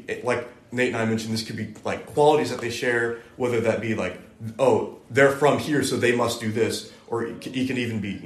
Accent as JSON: {"language": "English", "region": "West Virginia", "country": "United States", "tie": "born or raised there", "moved": "as an adult", "said": "I'm from there"}